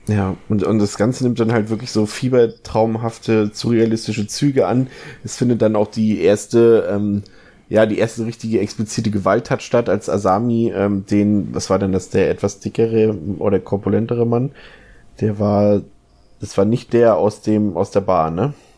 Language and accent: German; Germany; bei uns in Deutschland